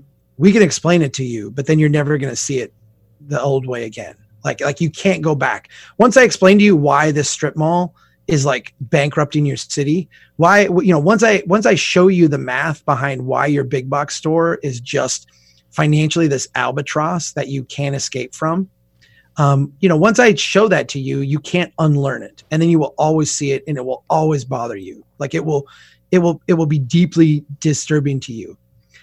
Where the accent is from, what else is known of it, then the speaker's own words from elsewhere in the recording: Minnesota, United States; We don't swear on my podcast, but I'm a Minnesotan.